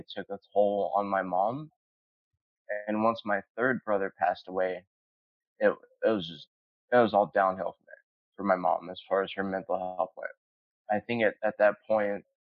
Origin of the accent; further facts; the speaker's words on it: Fort Worth, Texas, United States; moved away as an adult; also born or lived in North Richland Hills, Texas; now in Orange County, United States; I was in North Texas. I was in Tarrant County, and a lot of my time I spent in Fort Worth, and part of the time was also North Richland Hills. But the majority of time was Fort Worth